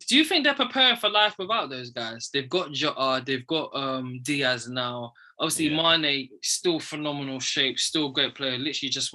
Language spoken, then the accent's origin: English; Ghana; me as a Ghanaian and a black man